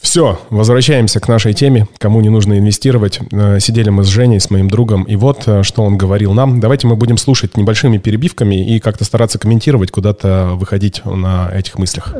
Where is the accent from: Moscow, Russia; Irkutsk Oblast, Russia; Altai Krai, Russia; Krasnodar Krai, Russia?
Altai Krai, Russia; Barnaul; в Барнауле, в моем родном городе